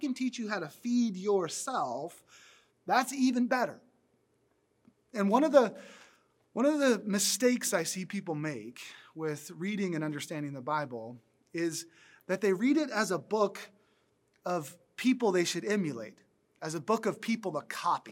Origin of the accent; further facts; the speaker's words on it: the South, United States; I grew up in the South where we ate biscuits a lot